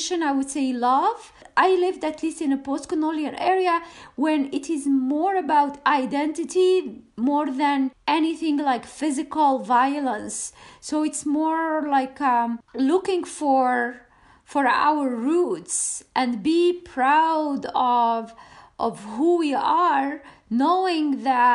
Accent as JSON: {"language": "English", "country": "Tunisia", "tie": "born or raised there", "moved": "yes", "lives_now": "Canada", "said": "I grew up in an era that is post-independent"}